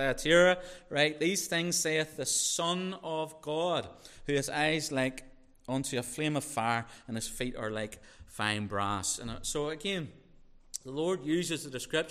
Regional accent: Northern Ireland, United Kingdom; I'm from Northern Ireland.

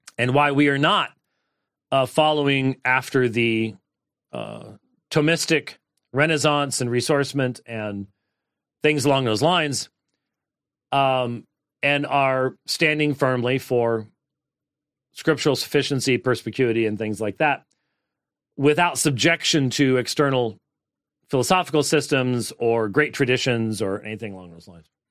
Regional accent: Minnesota, United States; moved away; Home state as in my State of my birth. It's not my home state. State of my birth

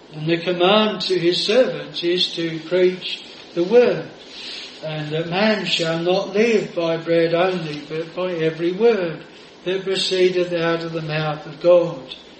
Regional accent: Australia; moved away; over in Australia. I used to uh, go on the Saturday and went back to my hometown, which we were brought up 10 miles from where I was then living

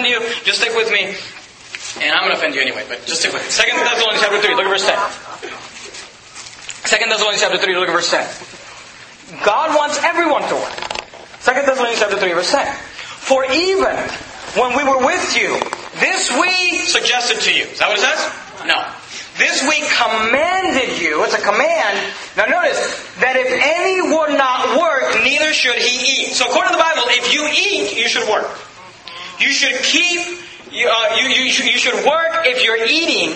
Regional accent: United States; I'm thankful I'm an American. I'm thankful I live in America

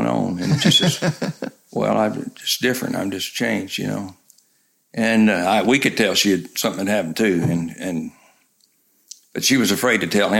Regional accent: Memphis, Tennessee, United States; moved away as an adult; also born or lived in Chattanooga, Tennessee / Florida / Griffith, Indiana; I grew up in Memphis, Tennessee

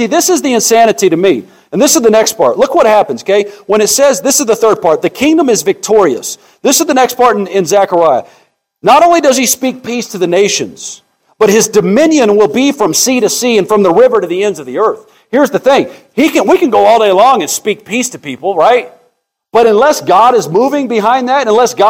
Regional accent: United States

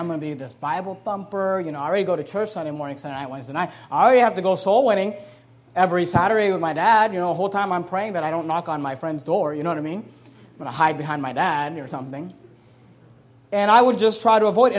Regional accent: Hayward, California, United States; also born or lived in San Leandro, California; I grew up in Hayward, California.

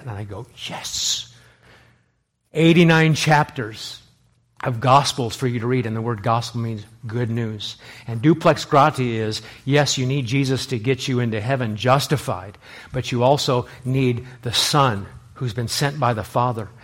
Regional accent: Los Angeles, California, United States; when I was growing up in Los Angeles

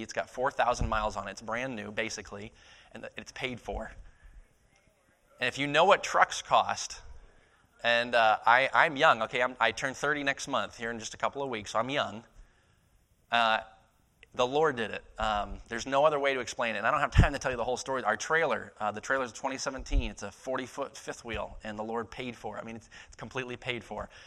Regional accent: Maine, United States; moved away as an adult; also born or lived in East Texas; born and raised in Maine, my dad was a pastor for several years

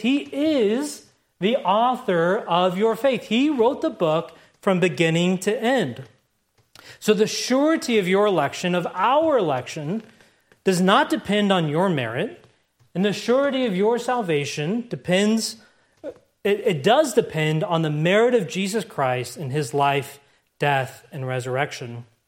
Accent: United States; the America I grew up

